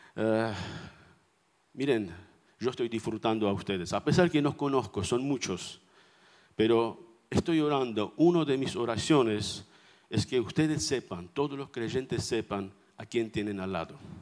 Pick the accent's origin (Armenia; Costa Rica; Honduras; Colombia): Armenia; first language Armenian; Spanish is a second language; now in Buenos Aires, Argentina; vengo de Armenia, como un armenio orgulloso